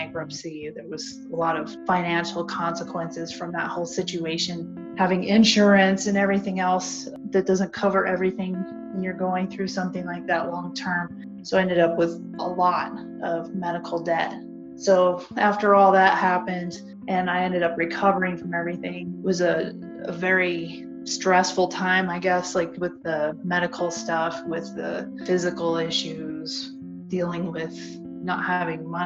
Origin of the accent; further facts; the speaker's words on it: Denver, Colorado, United States; I grew up in Denver, and that's where I was